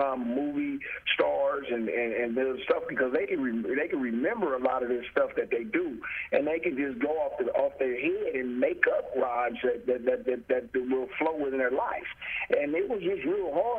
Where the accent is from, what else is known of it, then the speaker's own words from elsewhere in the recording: Oakland, California, United States; I was coming out from Oakland, California